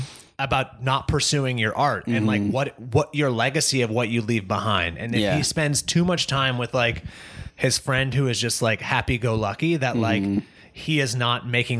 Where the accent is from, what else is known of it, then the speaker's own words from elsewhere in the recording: United States; we are Americans. Like we're not Irish.